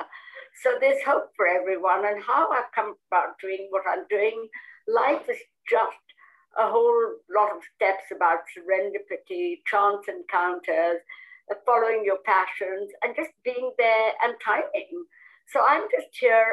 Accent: Kolkata, West Bengal, India; moved away as an adult; now in United Kingdom; I am originally from Calcutta, and I came to this country many, many years ago.

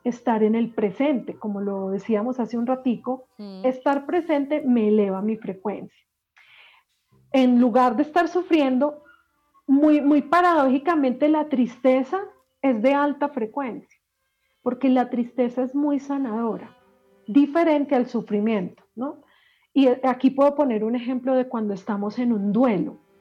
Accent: Medellín, Antioquia, Colombia; yo que soy paisa, soy de Medellín, y en Medellín

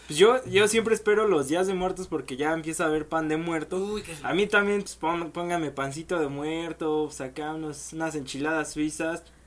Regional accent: Mexico; como mexicano

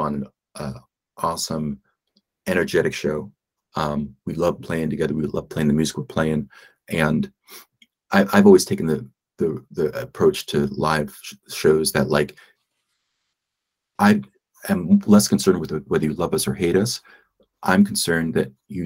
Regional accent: Philadelphia, Pennsylvania, United States; moved away as an adult; my hometown of Philly

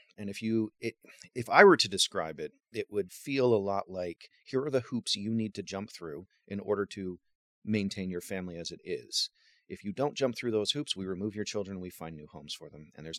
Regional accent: Waterloo, Ontario, Canada; also born or lived in Cambridge, Ontario; now in St. Marys, Canada; I was raised in Waterloo. Both my adoptive parents are anthropology professors. They've both since retired, but we were raised in Waterloo near the universities.

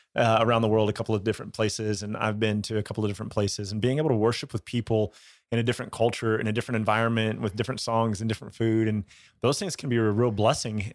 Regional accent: United States; growing up in the American church

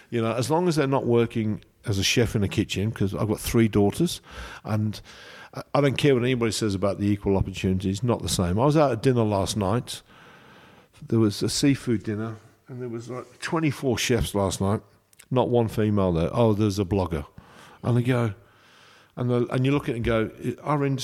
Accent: Coventry, West Midlands, United Kingdom; I'm from Coventry.

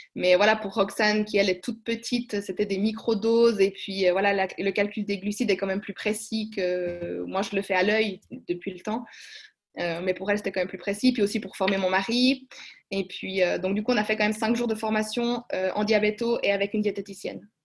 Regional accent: Switzerland; chez nous en Suisse

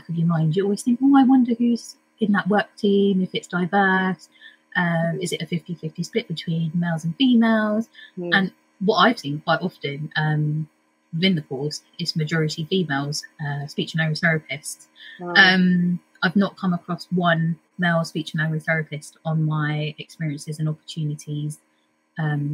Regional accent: United Kingdom; I'm a British Indian

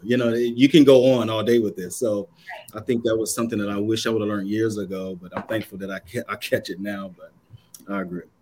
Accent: Kannapolis, North Carolina, United States; moved away as an adult; now in Boston, United States; originally from Kannapolis, North Carolina.

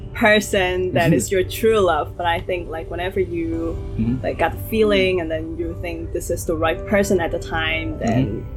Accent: Hong Kong; now in Shanghai, China; I'm from Hong Kong.

